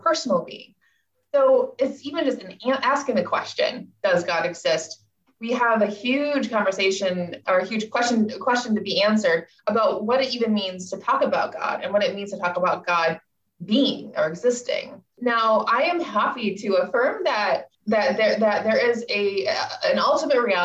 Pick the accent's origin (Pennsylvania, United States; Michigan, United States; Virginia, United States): Michigan, United States; moved away as an adult; also born or lived in New Jersey / Hong Kong; now in Scotland, United Kingdom; I'm originally from Michigan.